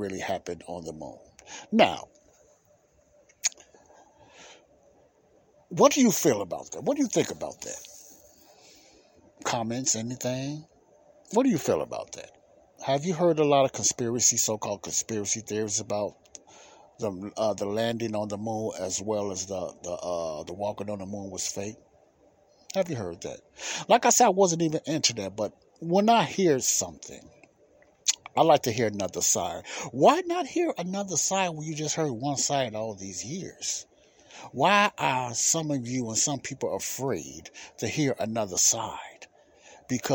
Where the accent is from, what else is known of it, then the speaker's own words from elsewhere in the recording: United States; America is the country I was born